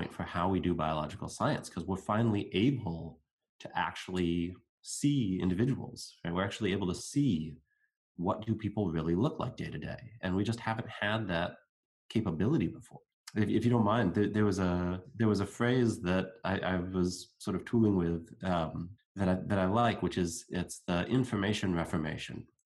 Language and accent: English; United States; I'm going to speak as an American, there are certain groups within my country